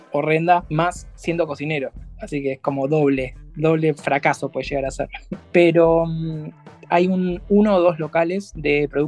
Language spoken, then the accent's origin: Spanish; Argentina; now in Germany; Bueno, son muy fanáticos del mate acá, pero no del mate como lo tomamos nosotros, como bebidas tipo gaseosas.